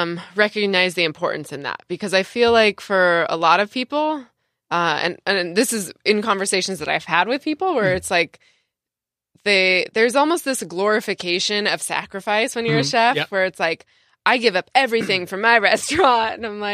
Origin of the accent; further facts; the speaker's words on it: San Diego, California, United States; I did, yeah. Oh, cool. I'm from San Diego